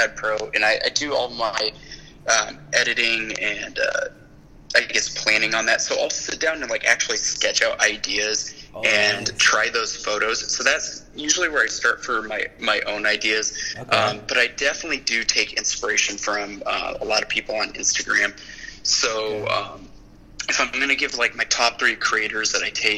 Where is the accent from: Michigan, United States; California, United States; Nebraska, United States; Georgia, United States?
California, United States; being a Californian